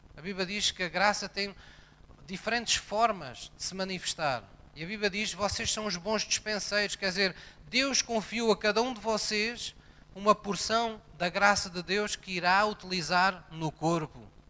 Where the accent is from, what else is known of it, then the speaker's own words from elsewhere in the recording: Portugal; quando nascemos em Portugal, recebemos uma nova cidadania